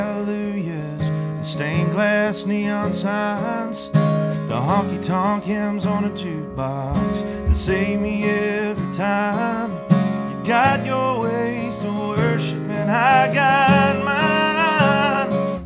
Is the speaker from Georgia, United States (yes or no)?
yes; Loganville, Georgia, United States